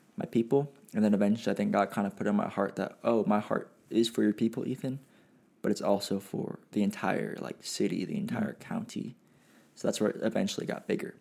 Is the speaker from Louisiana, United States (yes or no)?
no; Pasadena, California, United States; I was born and raised in the Pasadena, California area